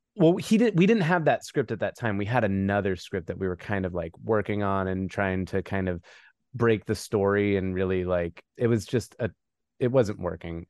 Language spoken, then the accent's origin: English; New Mexico, United States; moved away as an adult; now in Los Angeles, United States; I'm from New Mexico. I've been in L A for about twenty-five years. So, I just grew up in the desert.